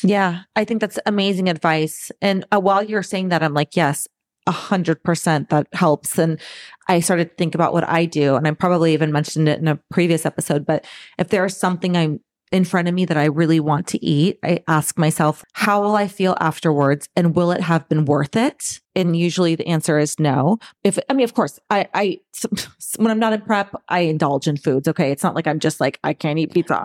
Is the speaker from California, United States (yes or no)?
yes; Southern California, United States; moved away as an adult; also born or lived in Saint Louis / Boston; born and raised in Southern California, and live here again.